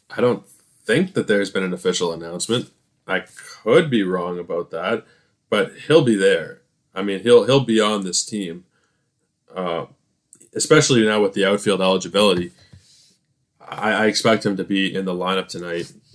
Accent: Canada; I am Canadian content

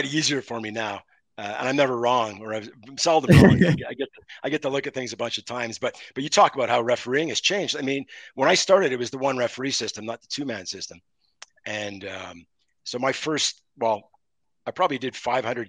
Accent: Montreal, Quebec, Canada; I grew up in Montreal

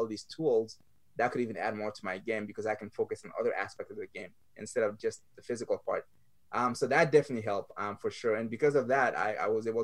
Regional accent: Mali; also born or lived in France; now in United States; growing up in Mali, third world country, one of the poorest countries in the world

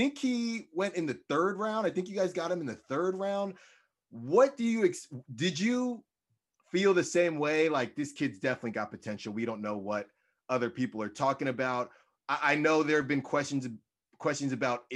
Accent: Bay Area, California, United States; I'm from the Bay Area.

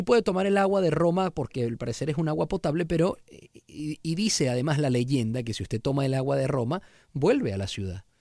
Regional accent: Argentina; now in Mexico; como argentino que vivo en México

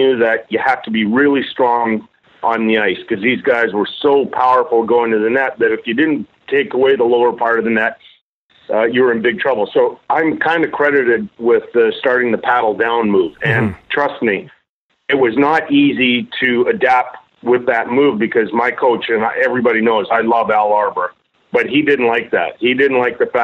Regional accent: Edmonton, Alberta, Canada; when I was a kid growing up in Edmonton

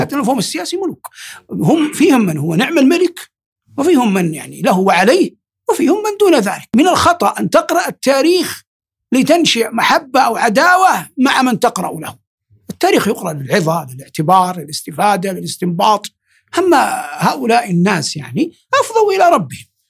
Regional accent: Saudi Arabia; بلادنا المملكة العربية السعودية

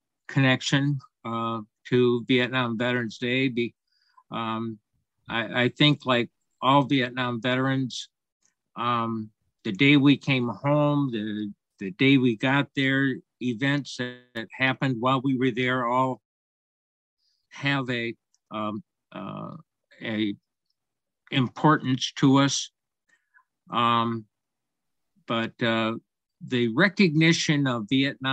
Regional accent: Owosso, Michigan, United States; my hometown of Owosso

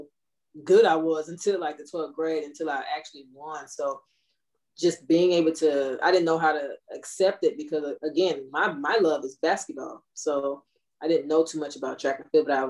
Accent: Gulfport, Mississippi, United States; also born or lived in Inglewood, California; I usually just say I'm from Gulfport because I moved from Inglewood, California at the age of like two

